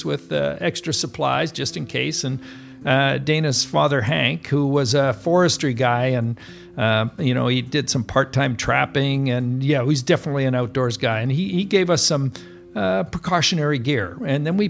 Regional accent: Tofino, British Columbia, Canada; when I was growing up in Tofino, it was really, as I say, it was a pioneer village

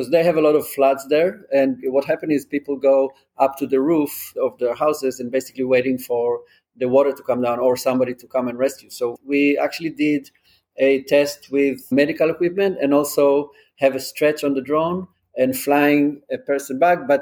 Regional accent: Israel; also born or lived in England; now in New York, United States; I'm from Israel. I grew up in Israel. I lived in England for a few years as well, and then moved to New York

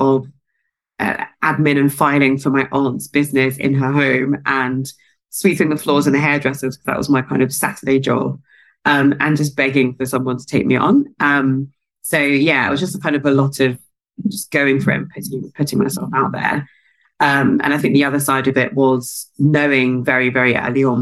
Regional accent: London, United Kingdom; South London. I was pretty much always in South London

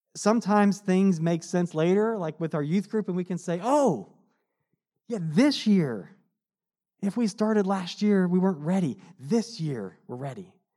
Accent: United States; as a American living in this time

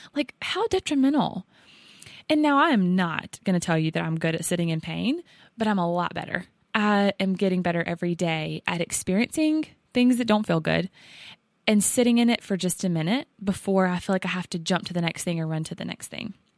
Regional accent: the South, United States; accent: Southern; we are from the South. I think by this point, you might hear it in our voice.

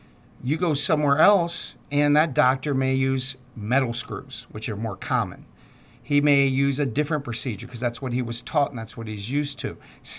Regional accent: Baltimore, Maryland, United States; I'm from Baltimore, and they had Johns Hopkins there.

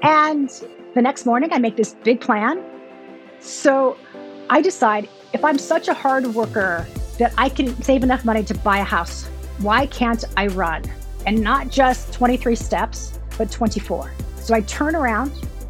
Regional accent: Santa Maria, California, United States; I grew up in Santa Maria, small town.

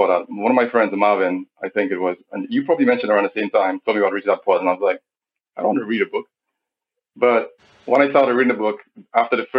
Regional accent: St. Lucia; I'm a St. Lucian. More precisely, I'm from Barbuda. I'm a Barbudian.

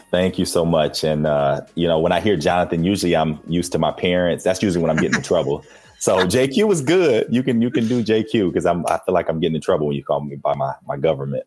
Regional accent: Flint, Michigan, United States; growing up in Flint

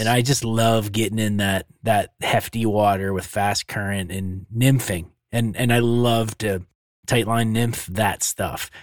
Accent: Pennsylvania, United States; now in Montana, United States; growing up in Pennsylvania

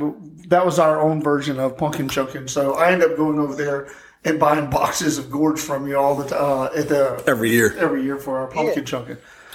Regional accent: Texas, United States; moved away; I grew up in Texas on a, I guess, a cattle ranch.

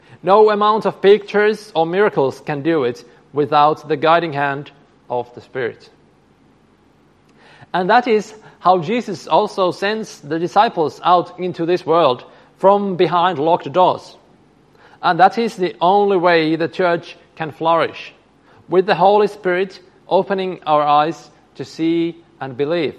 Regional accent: Finland; I come from Finland

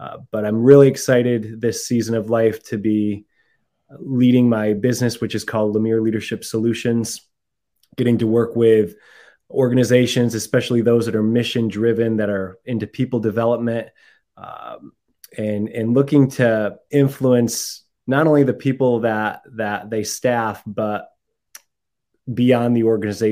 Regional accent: Massachusetts, United States; moved away as an adult; also born or lived in Mexico / Central America / Bay Area, California; now in California, United States; I'm from Massachusetts

